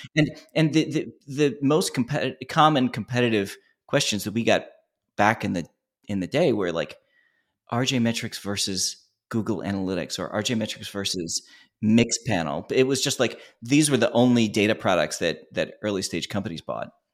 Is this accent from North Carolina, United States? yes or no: no; Philadelphia, Pennsylvania, United States; we're originally from Philly